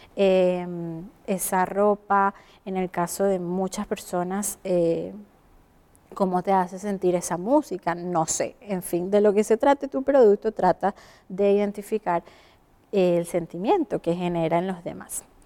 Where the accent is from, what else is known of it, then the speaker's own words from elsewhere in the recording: Venezuela; moved away as an adult; now in Chile; Soy venezolana, comunicadora social y emigré a Chile hace un buen tiempo